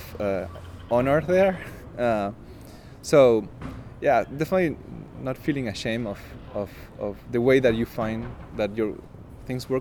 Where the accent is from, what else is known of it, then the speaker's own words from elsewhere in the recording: Argentina; moved away; I'm from Argentina, and the way that I speak is way more convoluted and kind of baroque